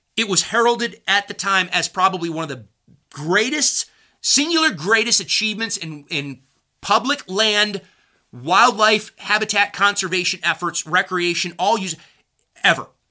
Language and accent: English; United States; I'm an American who believes in the Constitution.